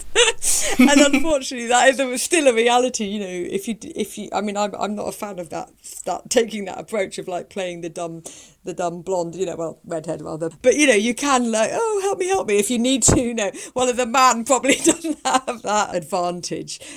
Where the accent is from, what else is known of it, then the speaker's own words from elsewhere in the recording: United Kingdom; I'm from Britain